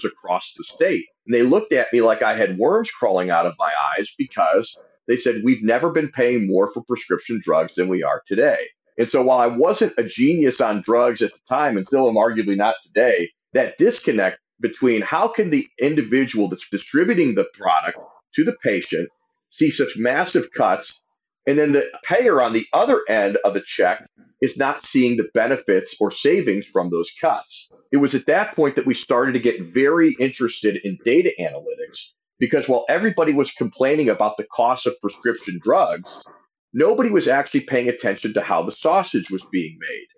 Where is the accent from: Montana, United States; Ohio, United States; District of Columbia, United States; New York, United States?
Ohio, United States; in my home state of Ohio